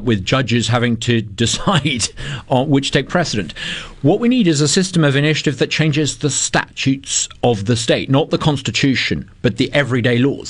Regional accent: United Kingdom; now in Mississippi, United States; I'm a Brit who co-founded the Brexit campaign

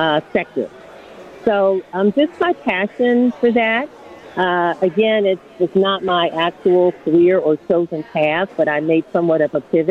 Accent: Milwaukee, Wisconsin, United States; I was born and raised in Wisconsin, and I grew up 53206 zip code

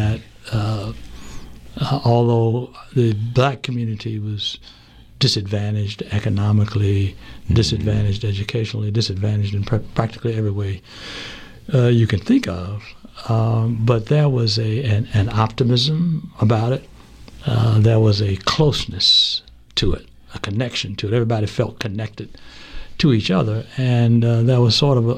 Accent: Asheville, North Carolina, United States; now in Charlotte, United States; I grew up in Asheville in the 40s and 50s, born in 1942

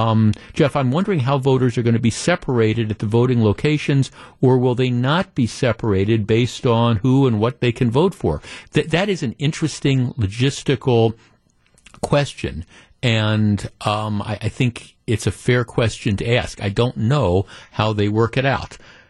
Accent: Canada; now in United States; I'm a Canadian. I've been here for 20 years on a green card.

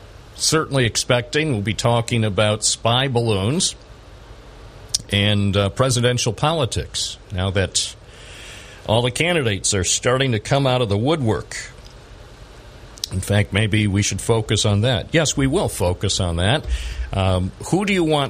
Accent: Binghamton, New York, United States; I was born in Binghamton

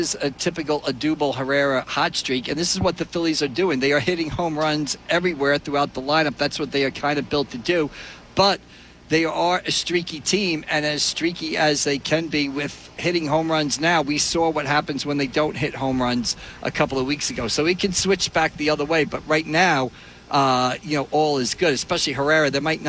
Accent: New York City, New York, United States; moved away; He's from my hometown.

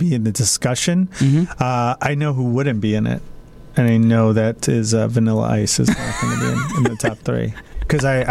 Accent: Oak Brook, Illinois, United States; I grew up in Oak Brook

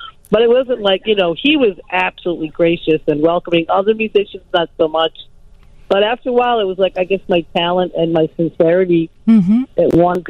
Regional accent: East Coast, United States; moved away as an adult; now in Chicago, United States; growing up on the East Coast

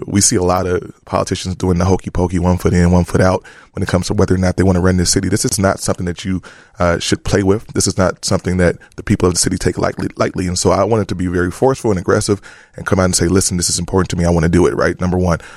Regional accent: Chicago, Illinois, United States; also born or lived in New Orleans; back home here in, in, in my, in my hometown.

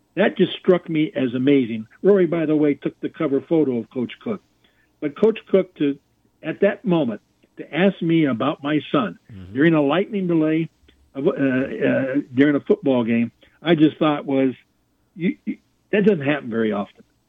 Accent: California, United States; moved away; also born or lived in Oklahoma; I grew up in California, which has got some pretty good talent as well

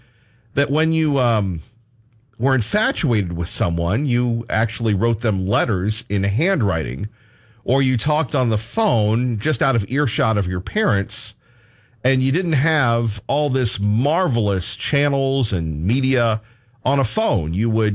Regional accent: New Hampshire, United States; now in Idaho, United States; When I was growing up in New Hampshire

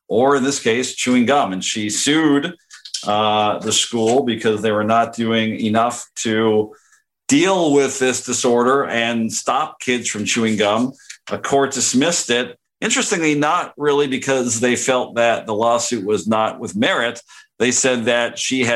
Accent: Canada; moved away; also born or lived in Knoxville; growing up in Canada

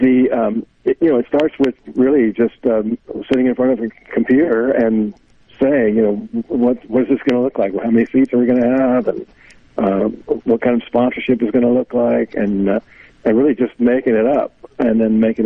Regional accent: Texas, United States; moved away as an adult; grew up in Texas. Swore I'd never go back, and then I did go back

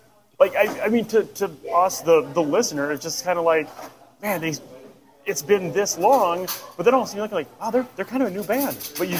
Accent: Wisconsin, United States; I'm from Wisconsin

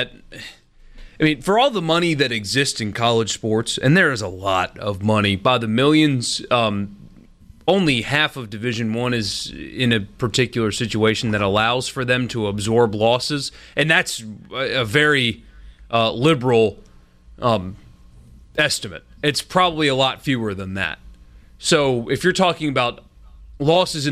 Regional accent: South Carolina, United States; growing up in South Carolina.

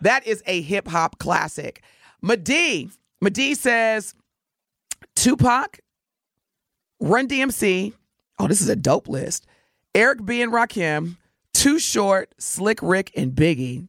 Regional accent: Evansville, Indiana, United States; I grew up in Evansville, Indiana.

